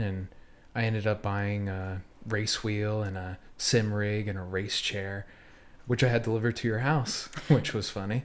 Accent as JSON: {"language": "English", "town": "North Wales", "region": "Pennsylvania", "country": "United States", "tie": "born or raised there", "moved": "yes", "lives_now": "Philadelphia, United States", "said": "I'm from North Wales, where we lived in the same house forever"}